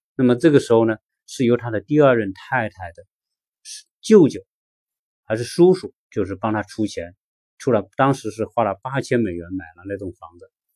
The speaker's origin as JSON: {"language": "Chinese", "country": "China", "also_born_or_lived": "Los Angeles", "moved": "yes", "lives_now": "Atlanta, United States"}